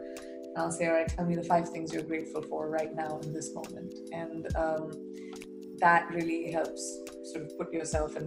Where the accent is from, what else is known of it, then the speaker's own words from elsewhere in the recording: India; my part of the world, you know, India